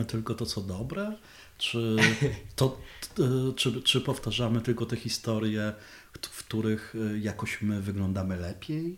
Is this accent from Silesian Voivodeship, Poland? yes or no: yes; Dąbrowa Górnicza, Silesian Voivodeship, Poland; ja jestem z Dąbrowy Górniczej